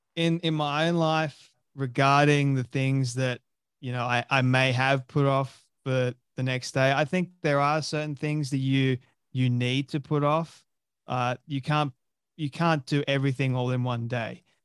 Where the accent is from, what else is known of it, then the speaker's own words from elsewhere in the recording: Sydney, New South Wales, Australia; moved away as an adult; now in Sunshine Coast, Australia; I was born and raised in Sydney, Australia. The suburb of Westmead.